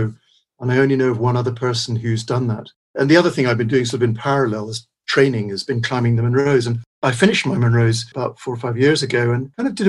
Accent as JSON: {"language": "English", "town": "Peterborough", "region": "East of England", "country": "United Kingdom", "tie": "born or raised there", "also_born_or_lived": "Scotland", "moved": "yes", "said": "We lived in Peterborough. I grew up sort of in Peterborough, and then we moved to Scotland"}